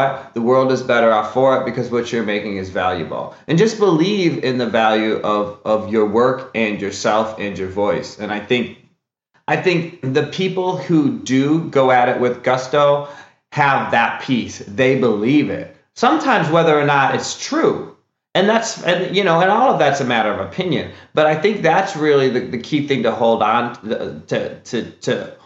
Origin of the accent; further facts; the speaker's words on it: Wisconsin, United States; now in California, United States; I grew up in Wisconsin